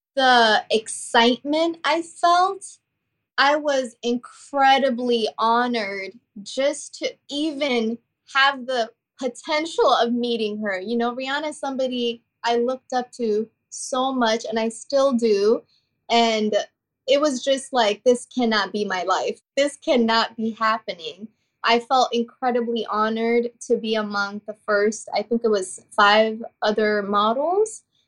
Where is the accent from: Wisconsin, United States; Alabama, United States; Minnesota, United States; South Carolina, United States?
Minnesota, United States; St. Cloud; also born or lived in Kenya; she quickly relocated us to Saint Cloud, Minnesota